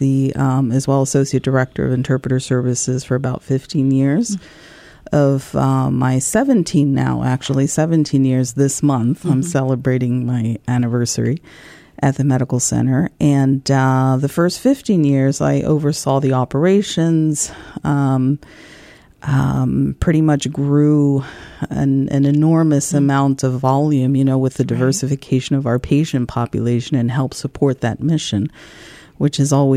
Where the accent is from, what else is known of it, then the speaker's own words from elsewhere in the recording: Madrid, Community of Madrid, Spain; moved away as an adult; also born or lived in New Jersey, United States / Peru (parents); now in Columbus, United States; I was raised in Madrid in Spain for about 20 years